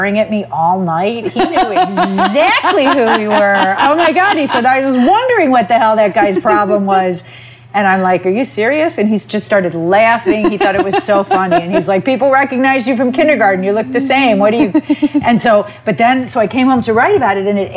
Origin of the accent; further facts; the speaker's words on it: Michigan, United States; moved away as an adult; now in New York, United States; I'm from Michigan